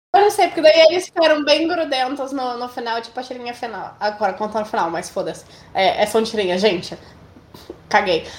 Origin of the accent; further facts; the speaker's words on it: Brazil; a gente é brasileiro